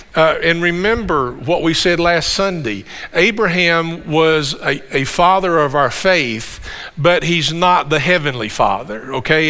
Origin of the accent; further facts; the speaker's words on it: Campbellsville, Kentucky, United States; we're from the Campbellsville area. This is home for us